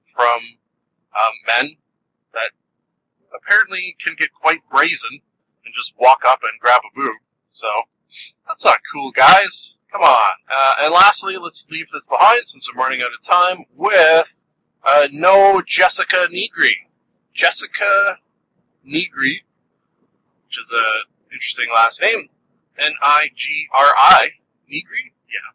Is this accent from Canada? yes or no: yes; Canada; I am Canadian